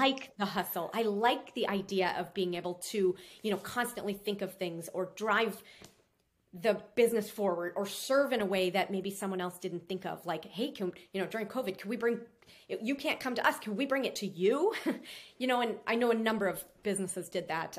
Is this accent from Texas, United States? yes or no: no; Minnesota, United States; now in Florida, United States; I'm from Minnesota